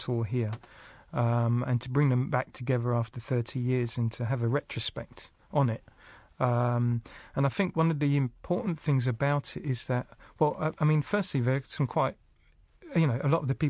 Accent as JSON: {"language": "English", "country": "United Kingdom", "tie": "born or raised there", "moved": "as an adult", "lives_now": "New Zealand", "said": "growing up in Britain"}